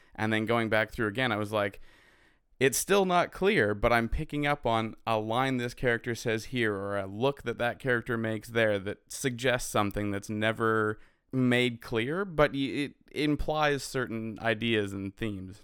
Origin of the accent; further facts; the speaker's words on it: Canada; I'm a Canadian filmmaker who understands the struggles of being a Canadian filmmaker